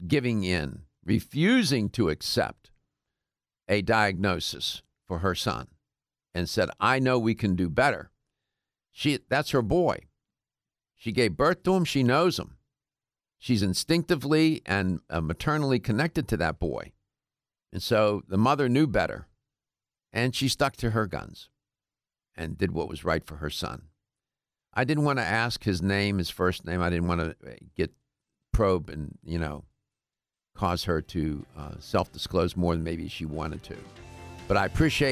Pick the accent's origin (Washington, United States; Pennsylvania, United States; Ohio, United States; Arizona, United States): Pennsylvania, United States; Pittsburgh; I'm from Pittsburgh, but it's on the other side of the state